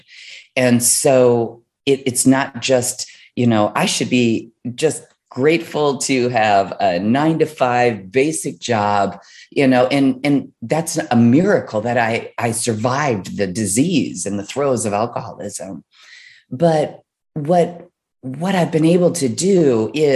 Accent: Midwest, United States; I was raised in the Midwest

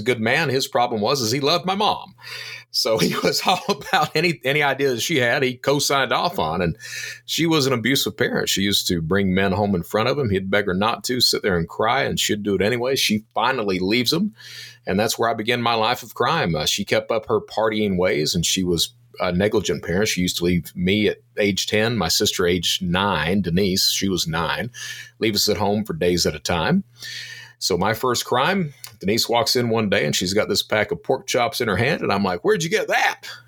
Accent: Eastern Kentucky, United States; I'm from Eastern Kentucky.

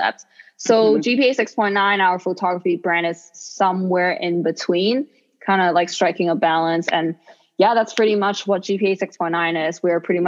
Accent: Hong Kong; English is a second language; also born or lived in New York City, United States; now in Florida, United States; me being from Hong Kong

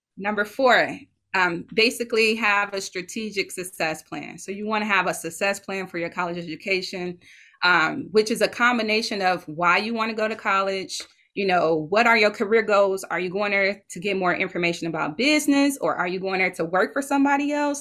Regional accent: Detroit, Michigan, United States; my hometown detroit michigan

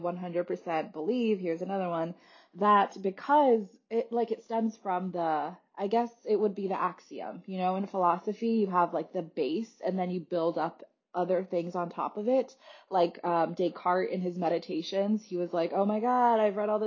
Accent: California, United States; moved away as an adult; also born or lived in Wisconsin; I grew up in California and then I went to college in Wisconsin

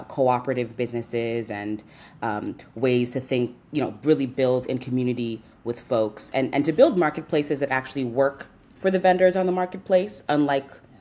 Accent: New York City, New York, United States; I'm from New York, born and raised here to Nigerian parents. I'm from Southeast Queens

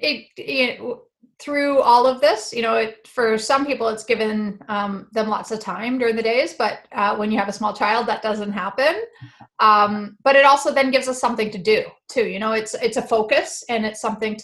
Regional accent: Winnipeg, Manitoba, Canada; now in Peel Region, Canada; growing up in Winnipeg

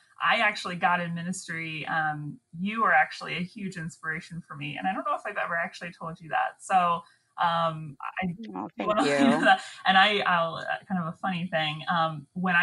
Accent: Northern Virginia, United States; moved away as an adult; also born or lived in Mobile, Alabama / Montgomery, Alabama; I'm from Northern Virginia originally, and we ended up moving back here for my husband's job

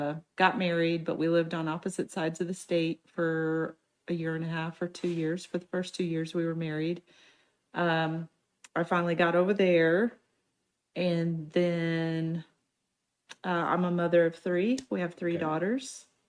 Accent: Cape Girardeau, Missouri, United States; I'm from Cape Girardeau originally. Went to college there.

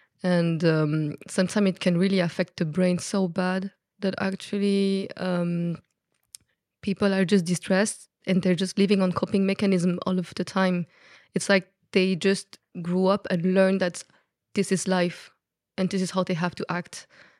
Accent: Belgium; accent: Belgian French; first language French; English is a second language; So my accent come from Belgium, but I am a French speaker person, so I speak French.

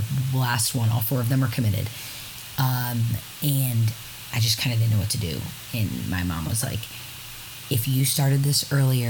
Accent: Syracuse, New York, United States; I am from Syracuse, New York

